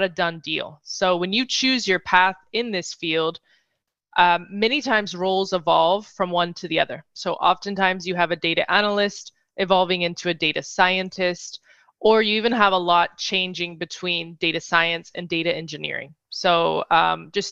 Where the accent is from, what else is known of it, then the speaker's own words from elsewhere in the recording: North Carolina, United States; moved away as an adult; also born or lived in Madrid, Spain; now in New York City, United States; I'm originally from North Carolina.